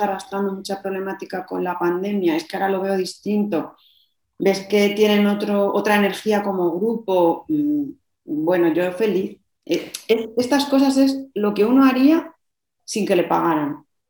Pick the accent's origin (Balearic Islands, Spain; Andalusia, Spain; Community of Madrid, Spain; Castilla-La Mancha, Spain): Community of Madrid, Spain; Madrid; now in Logroño, Spain; Yo vivo en Logroño, aunque soy de Madrid